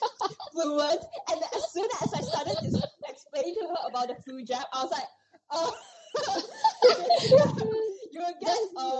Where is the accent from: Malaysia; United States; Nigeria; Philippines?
Malaysia; now in United Kingdom; I'm from Malaysia